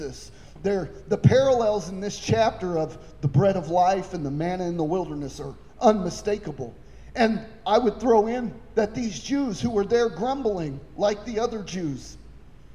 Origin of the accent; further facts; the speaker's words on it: Coffeyville, Kansas, United States; I was born in Coffeyville. I was raised in Coffeyville.